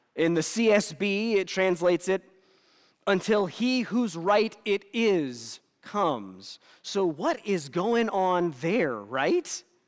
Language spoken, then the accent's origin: English; United States; I'm as American as it gets